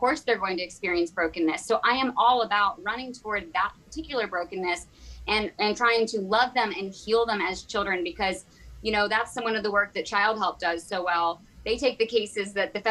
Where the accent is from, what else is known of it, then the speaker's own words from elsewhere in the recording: Virginia, United States; I grew up in the Bible Belt in Virginia